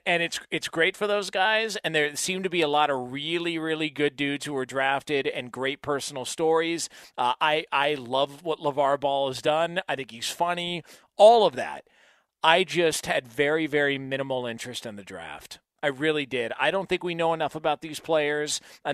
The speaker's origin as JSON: {"language": "English", "region": "California", "country": "United States", "said": "And maybe because we're from Southern California, I don't get the hype."}